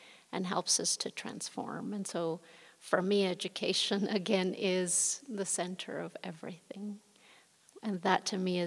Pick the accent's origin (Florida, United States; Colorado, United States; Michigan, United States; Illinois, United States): Colorado, United States; Denver; also born or lived in Mexico; I was born in Mexico. My parents brought me to the U.S. when I was just an infant. And I grew up in the Denver area on the north side.